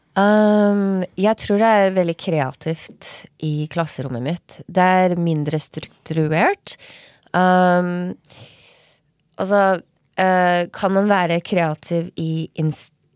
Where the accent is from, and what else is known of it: Norway; moved away; also born or lived in Los Angeles, United States / Oslo, Norway